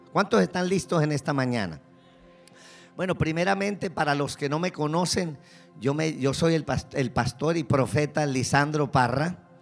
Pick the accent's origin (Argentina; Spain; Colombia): Colombia; accent: Colombian; now in Kendall, United States; me escucha el acento ya, yo soy colombiano.